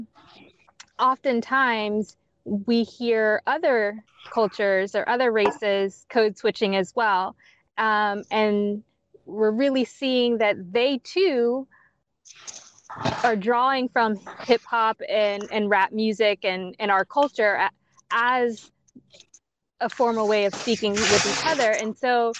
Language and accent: English; South Carolina, United States; I'm from South Carolina.